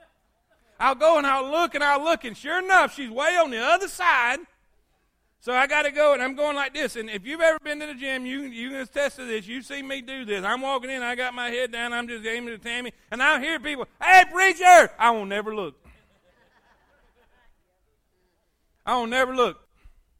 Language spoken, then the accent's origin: English; the South, United States; I came from the South.